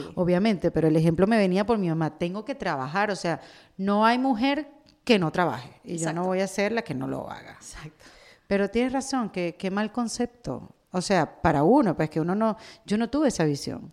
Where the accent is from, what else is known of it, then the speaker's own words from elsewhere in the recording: Venezuela; now in Miami, United States; yo vengo de Venezuela